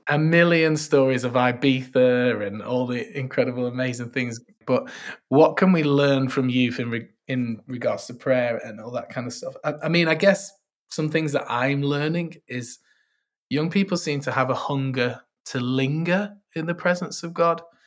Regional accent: Manchester, North West England, United Kingdom; I'm from Manchester, sunny Manchester, uh, although we mainly just have rain

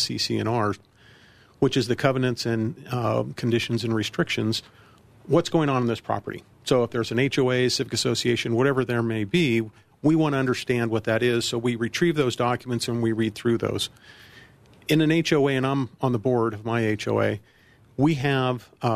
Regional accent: Colorado Springs, Colorado, United States; moved away as an adult; also born or lived in Virginia; now in Centennial, United States; lived for a time in Colorado Springs, my hometown. I was born and raised there

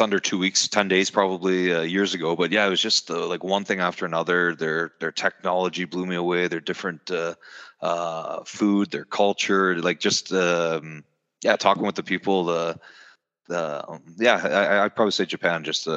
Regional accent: Canada; I'm Canadian.

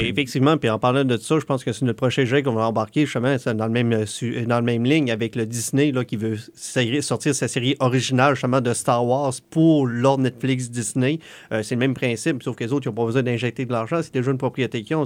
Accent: Canada; on est Canadien

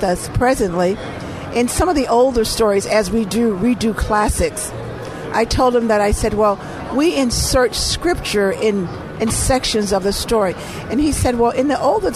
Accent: Eden, Mississippi, United States; now in Chicago, United States; I was born in Mississippi. I was born in a very small town called Eden, Mississippi.

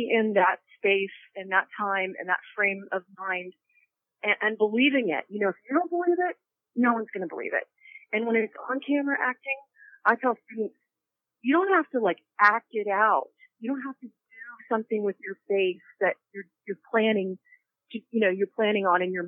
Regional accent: Austin, Texas, United States; also born or lived in South Africa; now in Los Angeles, United States; I was born in South Africa, but I grew up in Austin, Texas

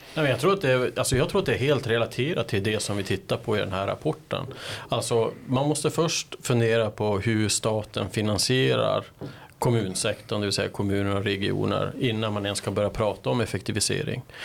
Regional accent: Kiruna, Norrbotten County, Sweden; moved away; jag kommer ju från Kiruna ursprungligen

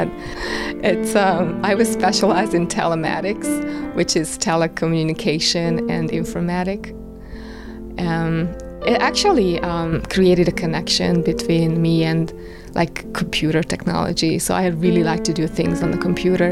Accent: Kapuvár, Győr-Moson-Sopron, Hungary; moved away as an adult; now in Lenox, United States; I was born in Kapuvár. I lived in Kapuvár for 30 years. It is a small town of 10,000 people, and I really liked growing up there.

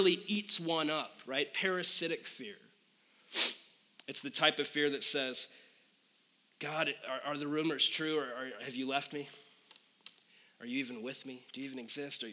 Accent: Phoenix, Arizona, United States; moved away; born and raised in Phoenix

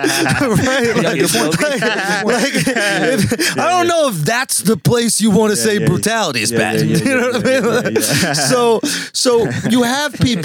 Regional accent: New York, United States; I'm from New York.

